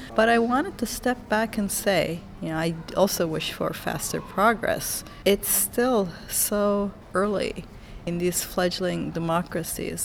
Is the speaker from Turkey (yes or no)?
yes; Turkey; moved away; And I'm from Turkey originally